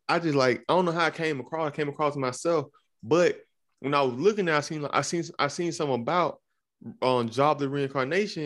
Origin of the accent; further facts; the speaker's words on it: Alabama, United States; moved away; I'm from Alabama originally.